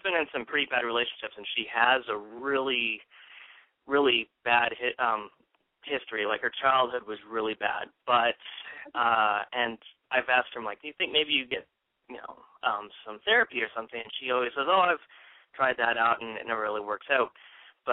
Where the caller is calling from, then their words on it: Tempe, Arizona, United States; I am calling from Tempe, Arizona